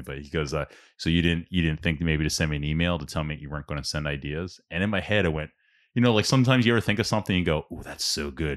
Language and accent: English; Ambler, Pennsylvania, United States; growing up in South Ambler